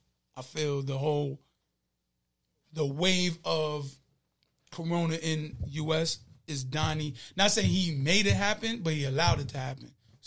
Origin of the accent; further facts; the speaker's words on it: Shadyville, North Carolina, United States; You know, I'm from Shadyville, so we voted over at, I did the early vote in Creedmoor, over at Creedmoor.